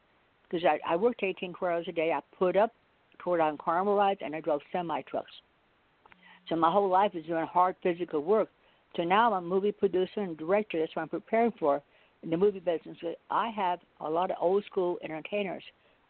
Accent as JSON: {"language": "English", "town": "Carmel", "country": "United States", "tie": "born or raised there", "said": "because I used to do that when I was a little girl growing up in Carmel."}